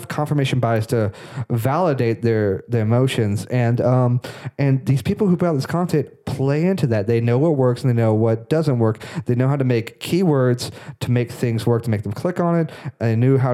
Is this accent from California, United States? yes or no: no; Florida, United States; We're from Florida.